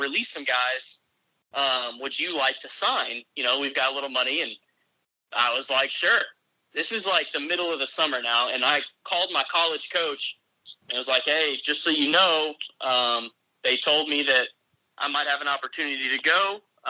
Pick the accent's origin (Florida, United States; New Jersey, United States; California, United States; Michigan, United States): Florida, United States; Tampa; born there; also born or lived in Crystal Lake, Illinois / Phoenix, Arizona / Jupiter, Florida; I was born in Tampa, I moved actually to Chicago. I lived in Crystal Lake, and then I moved to Phoenix, and then I moved back to Florida, to South Florida, Jupiter, Florida, to be exact